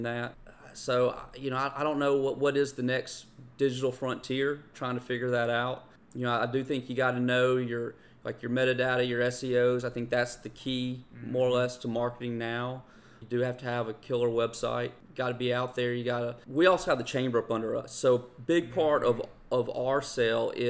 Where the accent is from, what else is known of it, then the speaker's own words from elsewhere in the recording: Greenville, Mississippi, United States; moved away as an adult; also born or lived in North Carolina; now in Greenville, United States; had the opportunity to move back to my hometown of Greenville, Mississippi from North Carolina.